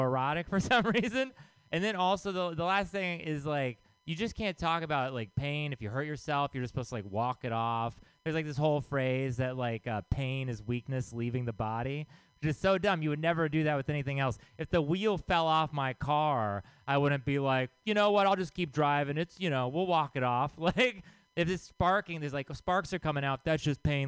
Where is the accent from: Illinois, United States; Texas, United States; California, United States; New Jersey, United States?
Texas, United States; also born or lived in Bay Area; now in San Francisco Bay Area, United States; I grew up in Texas